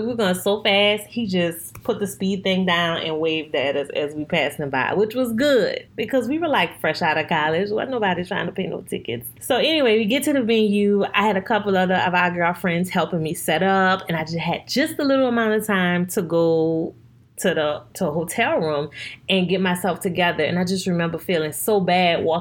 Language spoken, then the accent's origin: English; New Orleans, Louisiana, United States; I'm born and raised in New Orleans